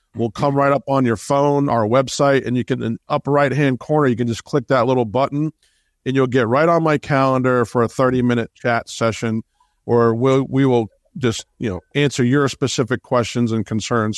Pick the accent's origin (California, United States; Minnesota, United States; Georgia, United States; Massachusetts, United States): Massachusetts, United States; Boston; I grew up in Boston.